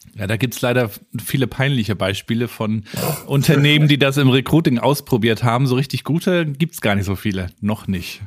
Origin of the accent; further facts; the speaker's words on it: Rostock, Mecklenburg-Vorpommern, Germany; Ich bin ja in Rostock in der DDR aufgewachsen